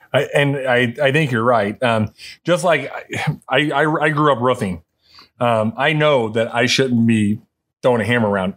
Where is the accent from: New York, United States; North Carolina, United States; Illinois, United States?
Illinois, United States; Wood River; I was born and raised in Wood River.